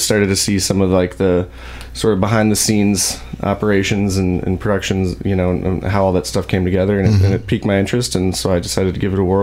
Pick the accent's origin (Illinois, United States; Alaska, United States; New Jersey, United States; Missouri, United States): Missouri, United States; St. Louis; moved away as an adult; also born or lived in Columbia, Missouri; Born and raised in St. Louis. I moved here in 2007 for school